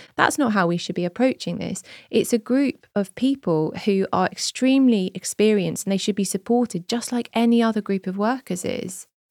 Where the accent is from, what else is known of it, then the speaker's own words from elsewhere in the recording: Jersey; moved away as an adult; now in United Kingdom; I grew up in Jersey and we don't have party politics there.